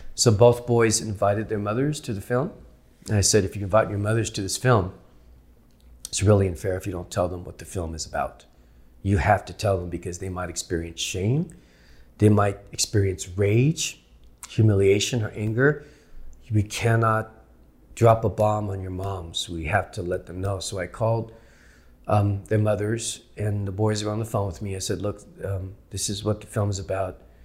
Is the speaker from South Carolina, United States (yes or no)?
no; San Jose, California, United States; now in Los Angeles, United States; my twin brother and I growing up in San Jose